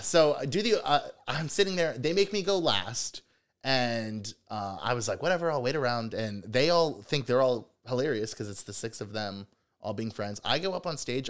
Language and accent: English; Cincinnati, Ohio, United States; also born or lived in Chicago; I'm from Cincinnati.